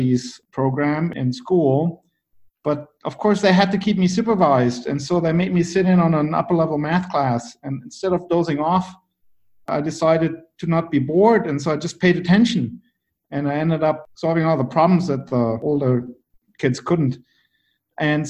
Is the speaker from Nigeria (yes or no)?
no; Bad Nauheim, Hesse, Germany; also born or lived in Düsseldorf; I was actually born in Düsseldorf in Germany, and I grew up in Bad Nauheim, a small town just north of Frankfurt